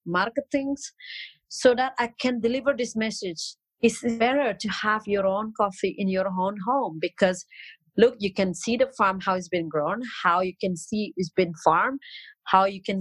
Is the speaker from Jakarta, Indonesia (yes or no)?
no; Bali, Indonesia; English is a second language; also born or lived in Dubai; I'm 100% local. I'm from Bali